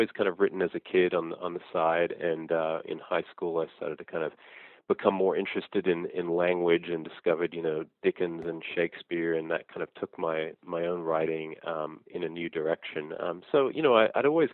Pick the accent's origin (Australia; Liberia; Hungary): Australia; Sydney, New South Wales; moved away as an adult; also born or lived in Brisbane / Blue Mountains; now in United States; Well, I grew up in Australia. I was born in Brisbane. Our family moved to Sydney when I was about two. We lived in the Blue Mountains for a while